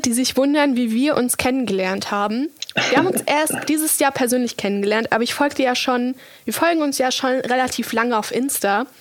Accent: Munich, Bavaria, Germany; wir kommen aus München

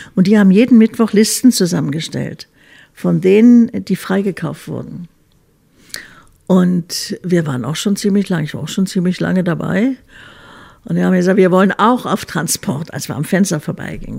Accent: Berlin, Germany; also born or lived in Munich; Berlin ist schon meine Heimatstadt

